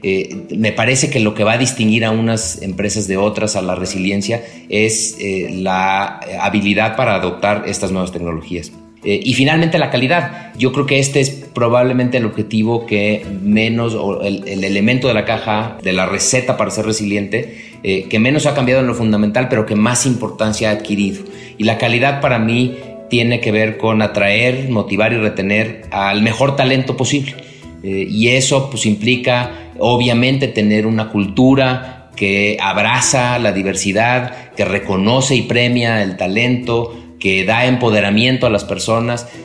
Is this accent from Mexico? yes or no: yes; Mexico